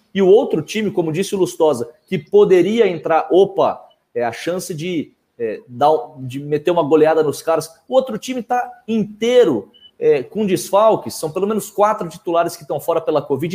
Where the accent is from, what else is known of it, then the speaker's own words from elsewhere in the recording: Minas Gerais, Brazil; also born or lived in Campinas; now in São Paulo, Brazil; Eu sou nascido em Minas, me formei em Campinas